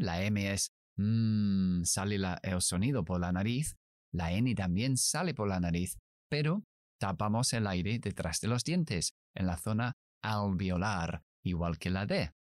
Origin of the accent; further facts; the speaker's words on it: United Kingdom; accent: British English; Spanish is a second language; Yo soy inglés británico, así que yo pronuncio